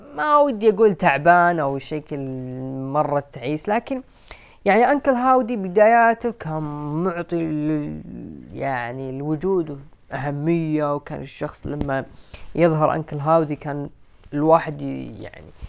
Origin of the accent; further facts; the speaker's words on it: Saudi Arabia; عندنا في السعوديه